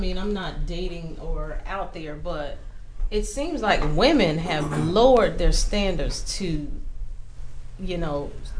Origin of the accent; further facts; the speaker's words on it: the South, United States; I grew up in the South, you know, my parents are older, so I'm from the old school for real.